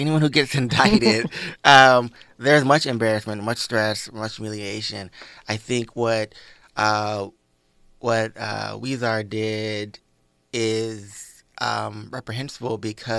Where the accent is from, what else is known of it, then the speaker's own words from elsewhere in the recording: Atlanta, Georgia, United States; And I just think for me, this moment is crazy growing up in Atlanta. This is crazy for me because there's still Civil War, like, artifacts all around Georgia.